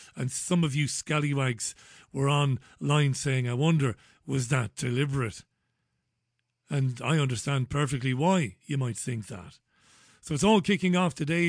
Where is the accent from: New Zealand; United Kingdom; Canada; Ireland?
Ireland; moved away; I was born and reared in God's country, that would be Ireland